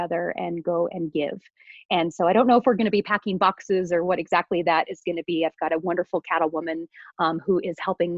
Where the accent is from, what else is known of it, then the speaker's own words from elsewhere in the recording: Idaho, United States; now in Colorado, United States; I live in Colorado. I was raised in Idaho